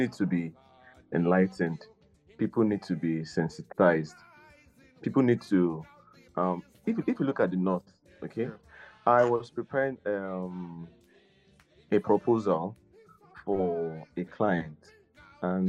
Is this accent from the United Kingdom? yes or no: no; Nigeria